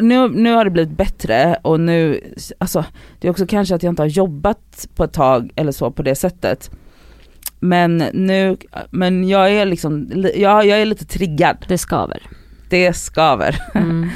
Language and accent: Swedish; Gothenburg, Västra Götaland, Sweden; moved away; när jag är hemma i Göteborg